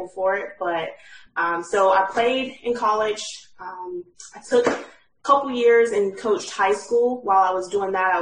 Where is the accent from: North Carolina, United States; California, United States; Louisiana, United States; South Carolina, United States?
North Carolina, United States; Morganton; moved away as an adult; also born or lived in Winston-Salem, North Carolina; now in Maine, United States; I am originally from Morganton, North Carolina. Born and raised